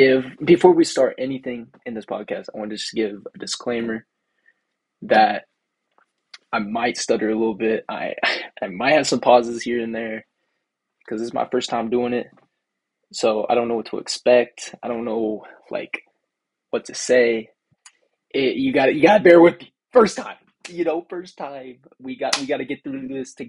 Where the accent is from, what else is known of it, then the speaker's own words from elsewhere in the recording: Seneca, Kansas, United States; moved away as an adult; now in Rochester, United States; I'm from Seneca, Kansas. I live on a farm